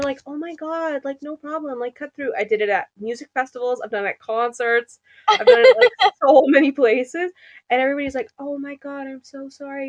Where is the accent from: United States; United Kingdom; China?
United Kingdom; East of England; I'm from Essex. So I don't actually know. Next thing you know, I'm on the Geordie Shore.